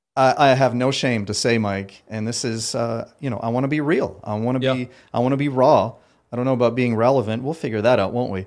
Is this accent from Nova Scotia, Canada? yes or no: no; Ottawa, Ontario, Canada; moved away as an adult; also born or lived in Paris, France; now in Myrtle Beach, United States; I was born in Paris, France, and uh, quickly immigrated to Ottawa, Ontario, Canada